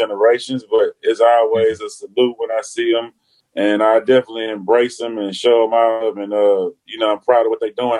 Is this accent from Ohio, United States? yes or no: no; Houston, Texas, United States; I was from the North Side